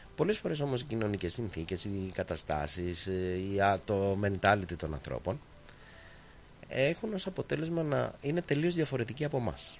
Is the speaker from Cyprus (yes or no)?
no; Greece; now in Australia